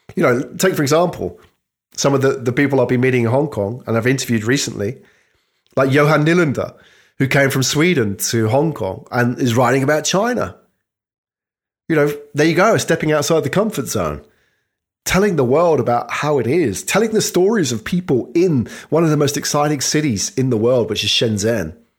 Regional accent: United Kingdom; I'm British

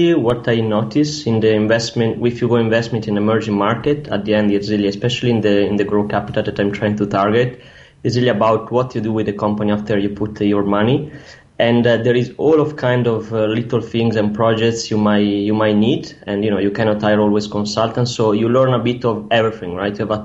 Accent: near Milan, Lombardy, Italy; moved away as an adult; also born or lived in Hong Kong / United States; now in Ho Chi Minh City, Vietnam; Originally, I'm near Milan from Italy, so a bit far away. Okay. Now I'm based in Ho Chi Minh.

